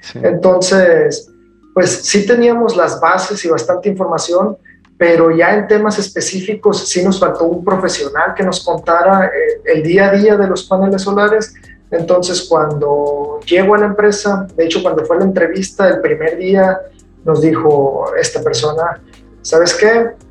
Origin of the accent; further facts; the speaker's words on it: Culiacán, Sinaloa, Mexico; also born or lived in United Kingdom; soy de Culiacán, Sinaloa